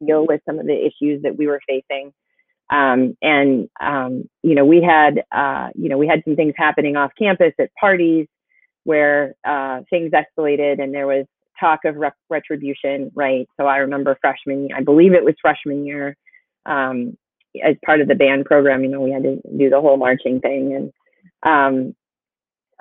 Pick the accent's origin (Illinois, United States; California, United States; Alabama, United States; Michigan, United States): Michigan, United States; Ann Arbor; growing up in the Bryant Pattengill neighborhood.